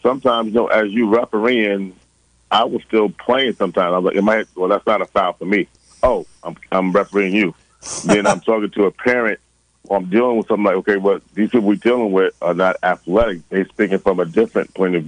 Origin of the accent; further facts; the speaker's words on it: New York, United States; moved away; growing up in New York